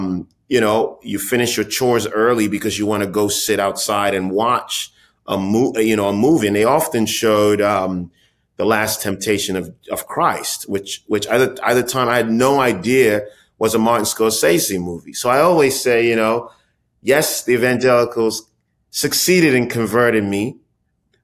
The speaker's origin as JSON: {"language": "English", "country": "Ghana", "tie": "born or raised there", "said": "my own experience as a kid growing up in Ghana"}